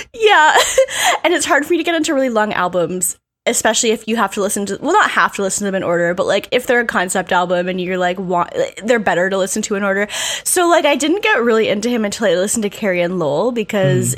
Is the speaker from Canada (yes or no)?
yes; Canada; I'm a Canadian person